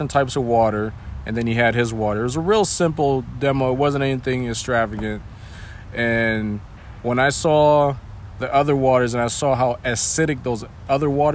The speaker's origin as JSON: {"language": "English", "town": "Meriden", "region": "Connecticut", "country": "United States", "tie": "born or raised there", "also_born_or_lived": "New Hampshire", "said": "I live in Meriden right now, and I've lived here all my life. I grew up here, went to Maloney High School."}